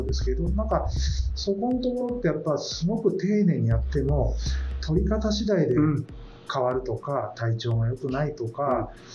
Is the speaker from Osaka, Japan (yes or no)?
no; Kanazawa, Ishikawa, Japan; moved away; 僕は金沢出身だったので、いつかは自分の実家というか金沢に戻りたいというのがあったんです